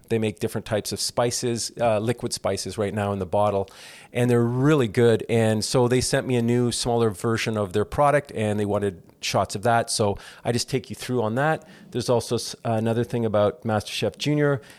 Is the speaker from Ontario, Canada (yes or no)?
yes; Toronto, Ontario, Canada; now in Southern California, United States; I'm originally from Toronto, Canada, and I grew up in the comedy acting world of Toronto.